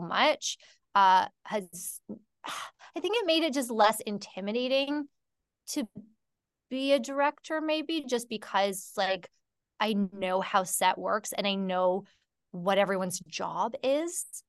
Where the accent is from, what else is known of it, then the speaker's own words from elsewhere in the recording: Canada; I'm from Canada